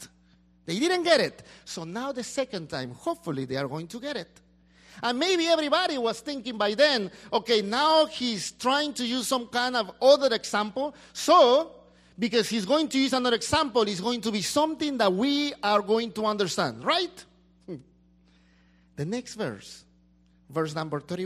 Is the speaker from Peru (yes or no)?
yes; Peru; now in United States; I go back to my country